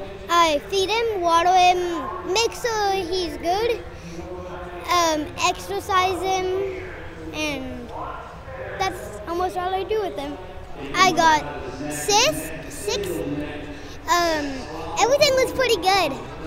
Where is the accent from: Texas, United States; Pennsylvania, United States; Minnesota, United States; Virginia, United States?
Texas, United States; San Antonio; I'm 8 and I'm from San Antonio.